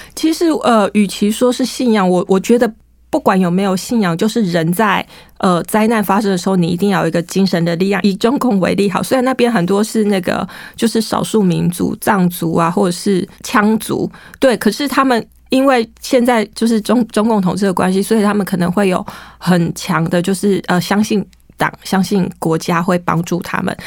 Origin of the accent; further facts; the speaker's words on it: Taiwan; 当地人知道我从台湾来的